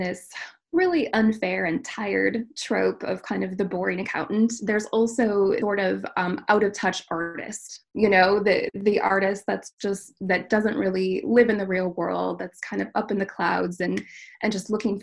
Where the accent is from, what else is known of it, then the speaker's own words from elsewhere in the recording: Minnesota, United States; I was born and raised in Minnesota. I am raising my family now in Minnesota and am really a Midwesterner at heart.